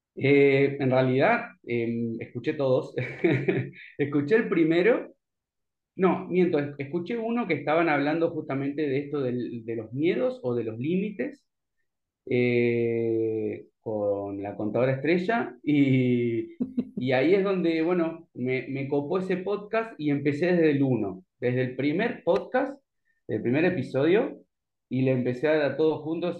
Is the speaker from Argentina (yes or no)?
yes; Santa Fe, Argentina; moved away; yo soy de Santa Fe, por ejemplo, vivo acá